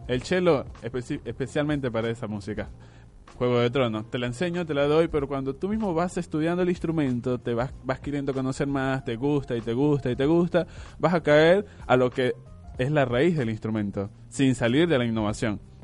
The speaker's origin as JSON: {"language": "Spanish", "country": "Venezuela", "moved": "yes", "lives_now": "Argentina", "said": "soy venezolano"}